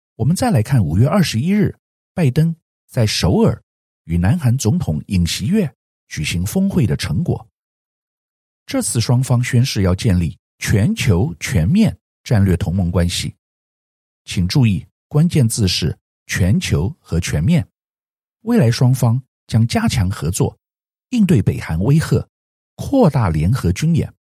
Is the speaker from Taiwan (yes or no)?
yes; Taiwan; 作为台湾人